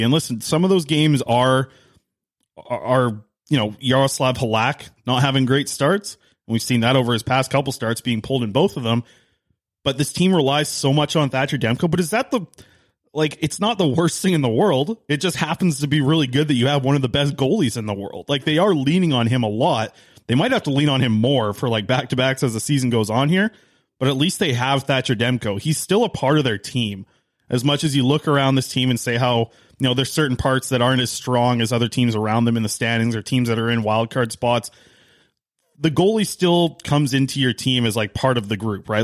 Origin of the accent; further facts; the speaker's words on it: Nanaimo, British Columbia, Canada; my hometown of Nanaimo